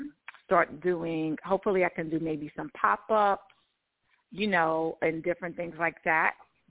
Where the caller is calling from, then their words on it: Georgia, United States; I'm calling from Georgia.